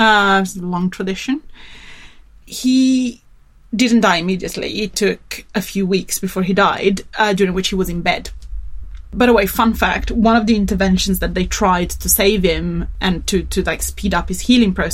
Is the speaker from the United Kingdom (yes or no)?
no; Turin, Piedmont, Italy; And I come from Turin, which is, it's in the north